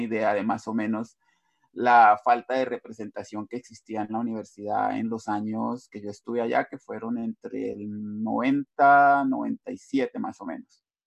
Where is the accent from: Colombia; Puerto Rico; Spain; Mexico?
Colombia; moved away as an adult; yo salí de Colombia en el año 2001 Retorné por un par de años en el 2014 a 2016